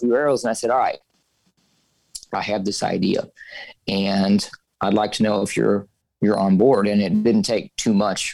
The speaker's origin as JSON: {"language": "English", "region": "southern Missouri", "country": "United States", "tie": "born or raised there", "lives_now": "St. Louis, United States", "said": "born and raised in Missouri, you know, more of the southern part until I graduated college"}